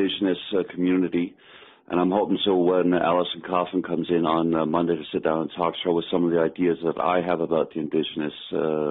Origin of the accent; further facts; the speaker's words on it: Denmark; moved away as an adult; also born or lived in Fredericton, New Brunswick, Canada; now in Newfoundland, Canada; I am originally from Fredericton, New Brunswick. My dad was from Pasadena originally and was in the armed forces. Met my mother while he was in Denmark. He passed away when I was 8 years old, so we moved to Denmark back in 1975. So I did all my schooling over there.